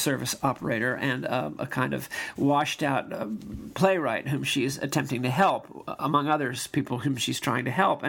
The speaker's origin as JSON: {"language": "English", "region": "New York", "country": "United States", "tie": "born or raised there", "said": "I grew up in Sutton Place in New York"}